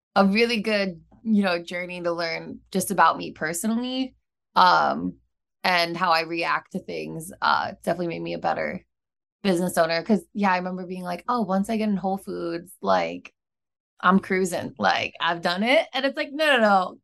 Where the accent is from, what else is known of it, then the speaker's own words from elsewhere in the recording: Midwest, United States; moved away as an adult; also born or lived in Chicago / Sydney, Australia; now in San Diego, United States; I'm from the Midwest